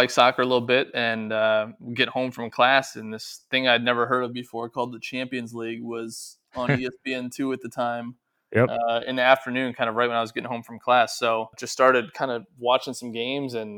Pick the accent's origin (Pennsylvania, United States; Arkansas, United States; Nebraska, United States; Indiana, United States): Nebraska, United States; Omaha; moved away; my dad was coaching the Omaha Racers